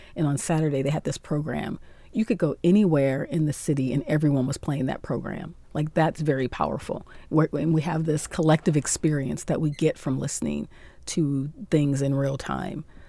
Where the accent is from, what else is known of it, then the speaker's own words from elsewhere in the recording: Akron, Ohio, United States; moved away as an adult; also born or lived in Columbus, Ohio; now in Cairo, Egypt; hometown is in Akron, Ohio, in the U S